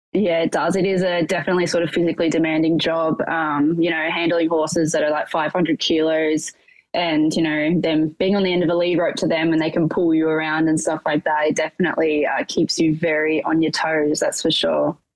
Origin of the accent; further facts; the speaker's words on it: Portland, Victoria, Australia; now in Melbourne, Australia; I'm originally from a rural town, southwest Victoria, called Portland